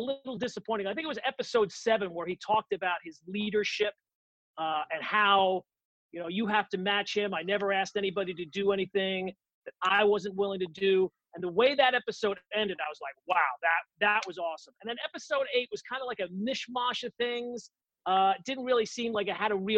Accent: Seaford, New York, United States; also born or lived in Queens, New York; I actually grew up on Long Island. I was born in Queens, 5 years old. I moved out to Long Island. We moved out to Seaford.

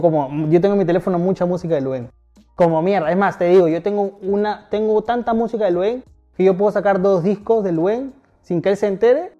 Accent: Lima, Peru; moved away as an adult; now in Miami, United States; Yo no soy de la Victoria, yo soy de Cercado de ah. Lima

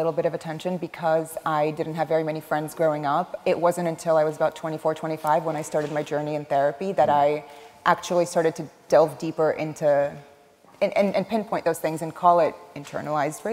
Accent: Washington, District of Columbia, United States; English is a second language; I grew up in Washington, D.C., and it was really close to the Pentagon

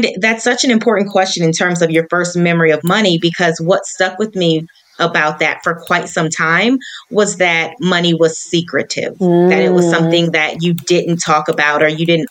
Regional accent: Hampton Roads, Virginia, United States; now in Charlotte, United States; I am originally from Hampton Roads, Virginia, but I now reside in the lovely city of Charlotte, North Carolina

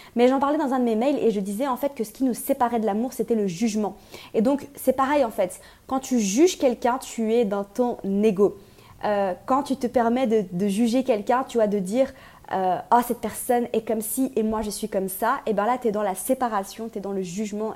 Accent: Switzerland; je suis suisse

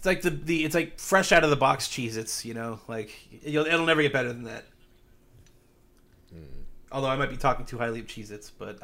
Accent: Ohio, United States; I mean, technically, I'm from the South. I mean, I was. Now I'm a Yankee. Everybody knows Southern Ohio is the bastion of Northern ideals.

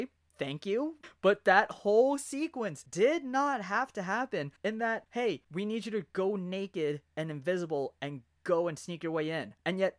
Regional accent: New Jersey, United States; me growing up in Jersey

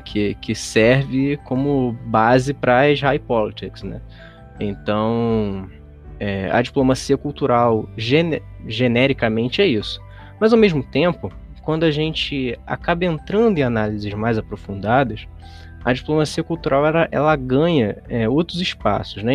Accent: Rio de Janeiro, Brazil; Eu sou carioca

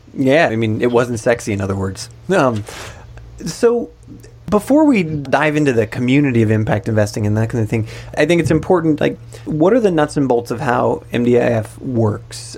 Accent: United States; moved away; I'm definitely an American

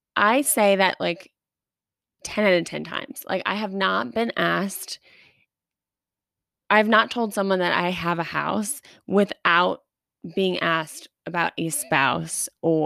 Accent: Long Beach, New York, United States; Well, I'm from Long Beach, California. Whoa, that was a slip up. Long Beach, New York.

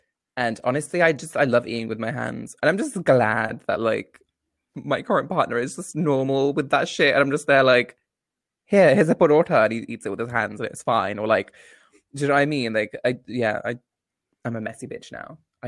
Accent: India; Like, I'm Indian. I eat everything with my fucking hands.

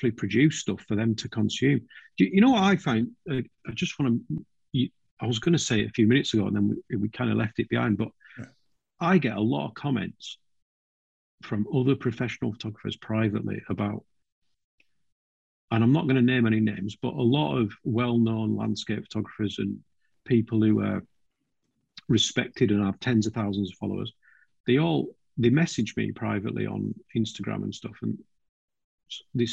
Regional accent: Lake District, North West England, United Kingdom; moved away as an adult; I grew up in the Lake District

